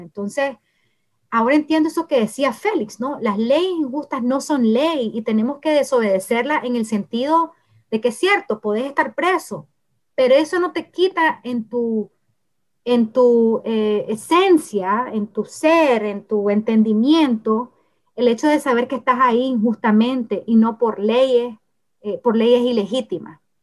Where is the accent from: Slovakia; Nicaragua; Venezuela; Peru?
Nicaragua